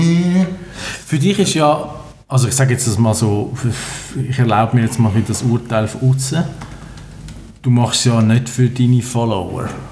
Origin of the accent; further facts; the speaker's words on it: Switzerland; als Schweizer